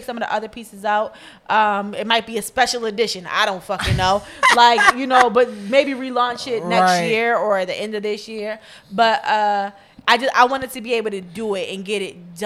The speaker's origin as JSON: {"language": "English", "town": "Baltimore", "region": "Maryland", "country": "United States", "tie": "born or raised there", "said": "my childhood and rearing in Baltimore. Like, you know, my experience in Baltimore, growing up in Baltimore, still living here."}